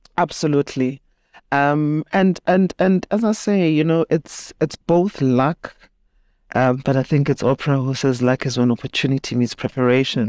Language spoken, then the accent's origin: English; Soweto, Gauteng, South Africa; grew up in Soweto, went to school there